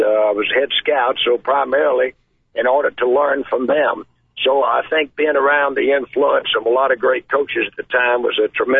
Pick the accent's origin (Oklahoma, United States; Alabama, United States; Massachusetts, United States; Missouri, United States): Alabama, United States; Mobile; moved away as an adult; also born or lived in Auburn, Alabama / Georgia; I am from Mobile, Alabama, originally.